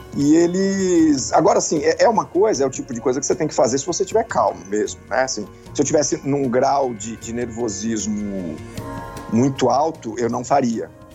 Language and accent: Portuguese; Brazil; Eu sou caiçara, né? Minha vida inteira na praia